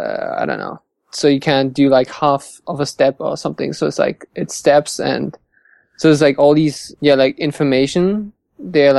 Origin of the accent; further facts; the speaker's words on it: Hamburg, Germany; I'm from Hamburg in Germany, up north